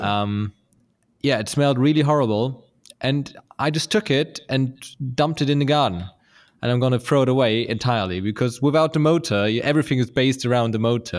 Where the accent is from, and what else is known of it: Lübeck, Schleswig-Holstein, Germany; born or raised there; moved away